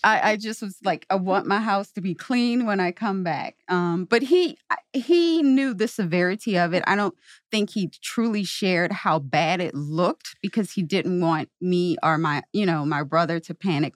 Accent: Louisiana, United States; moved away as an adult; also born or lived in New Orleans, Louisiana; now in St. Louis, United States; I'm from Louisiana, New Orleans was about two hours from my hometown

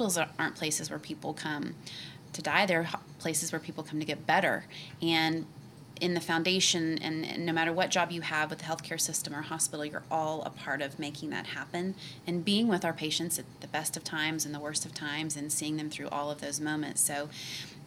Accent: Oklahoma City, Oklahoma, United States; I was born and raised in the state of Oklahoma. I grew up here in Oklahoma City

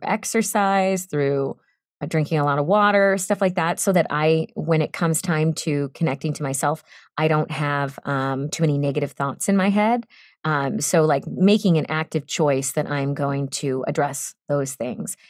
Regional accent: Boston, Massachusetts, United States; moved away as an adult; now in Los Angeles, United States; I am from Boston

